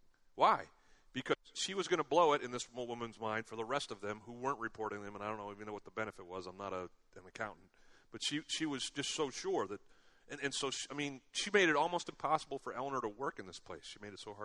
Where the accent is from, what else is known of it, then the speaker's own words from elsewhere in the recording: United States; growing up in America